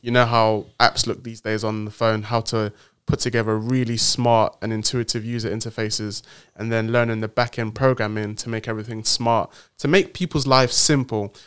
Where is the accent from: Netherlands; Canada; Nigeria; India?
Nigeria; also born or lived in Cambridge, United Kingdom; now in London, United Kingdom; I'm a proud Nigerian man living in in the in the UK in London